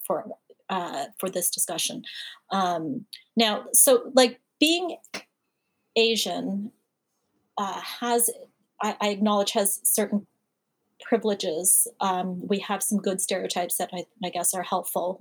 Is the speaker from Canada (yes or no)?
yes; Canada; now in United States; I'm Canadian, but I have applied for my citizenship